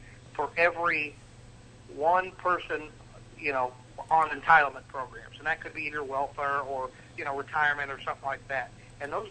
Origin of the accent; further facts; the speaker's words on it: Midwest, United States; moved away as an adult; now in Florida, United States; I am from the Midwest, but I moved down to Florida in 2009